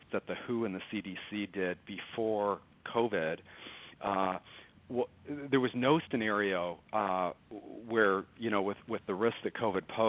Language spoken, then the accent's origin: English; Detroit, Michigan, United States; moved away as an adult; now in Dallas, United States; I'm from Detroit. I live in Dallas for the last 20 years or so.